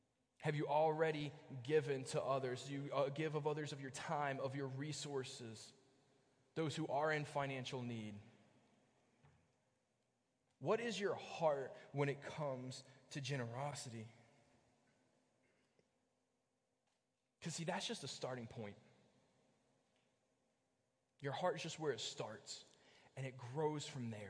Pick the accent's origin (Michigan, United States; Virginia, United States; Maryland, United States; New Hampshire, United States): Virginia, United States; Bristol; also born or lived in Kentucky; now in Hanover, United States; I grew up in Bristol, Virginia